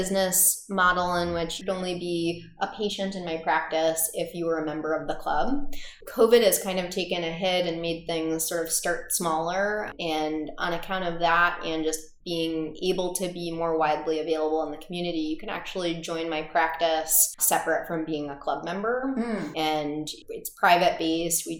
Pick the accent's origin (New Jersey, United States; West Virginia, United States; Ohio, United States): Ohio, United States; Cincinnati; moved away as an adult; also born or lived in Boston; now in Chicago, United States; I grew up in Cincinnati, Ohio